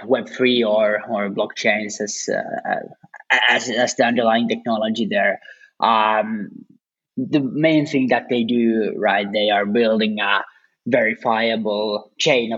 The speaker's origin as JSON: {"language": "English", "country": "Finland", "said": "I'm actually from Finland"}